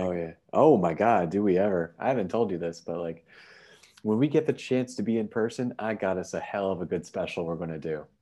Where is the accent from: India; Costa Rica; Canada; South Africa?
Canada; We're from Canada